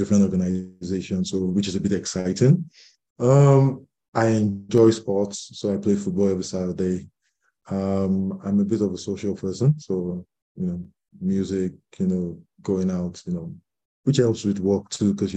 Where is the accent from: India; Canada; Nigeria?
Nigeria; Lagos; I'm from Lagos, Nigeria